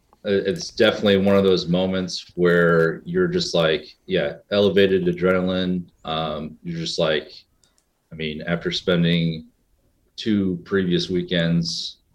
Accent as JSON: {"language": "English", "region": "Indiana", "country": "United States", "tie": "born or raised there", "also_born_or_lived": "New York City"}